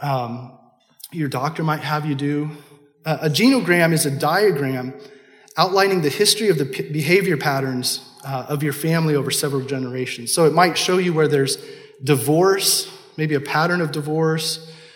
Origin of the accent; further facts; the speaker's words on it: Kansas City, United States; I'm from Kansas City